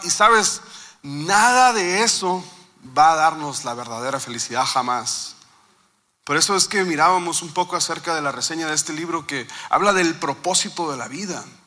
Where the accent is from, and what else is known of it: Mexico